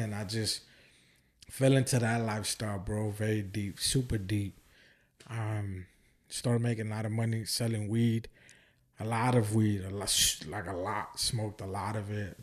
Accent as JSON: {"language": "English", "town": "Oakland", "region": "California", "country": "United States", "tie": "born or raised there", "also_born_or_lived": "Santa Ana, California", "moved": "as an adult", "lives_now": "Houston, United States", "said": "I was weeks old when I moved up there and I was raised in Oakland my whole life. And I moved to Houston twenty thirteen"}